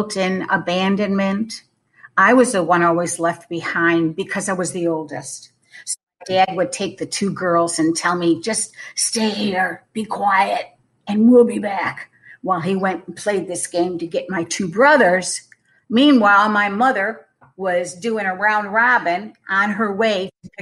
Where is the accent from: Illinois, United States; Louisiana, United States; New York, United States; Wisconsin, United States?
New York, United States; Western; I was born and raised in Western New York, right on Lake Erie